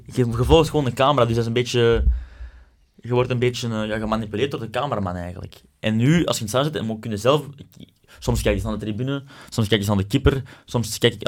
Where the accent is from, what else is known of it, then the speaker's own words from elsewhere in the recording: Belgium; wij als Belgen